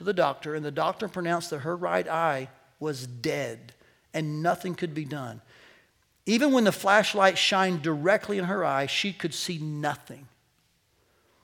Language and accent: English; United States; as American Christians